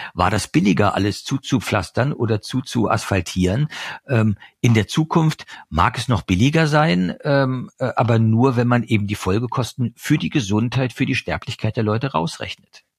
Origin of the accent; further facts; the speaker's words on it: East Germany, Germany; Ich komme aus Ostdeutschland.